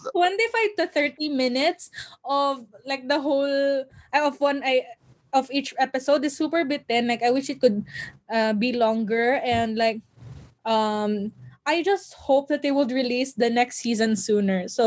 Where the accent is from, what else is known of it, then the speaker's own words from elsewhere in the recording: Philippines; as a Filipino, it makes you proud